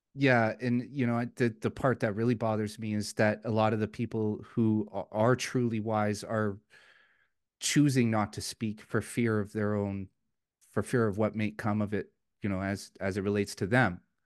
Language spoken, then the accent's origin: English; Vancouver, British Columbia, Canada; moved away as an adult; now in Alberta, Canada; I'm originally from Vancouver, and I moved my family to Alberta last year